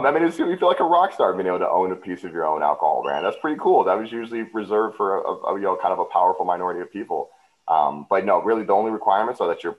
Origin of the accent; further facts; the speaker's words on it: Los Angeles, California, United States; also born or lived in Ann Arbor, Michigan; born and raised in Los Angeles and Orange County.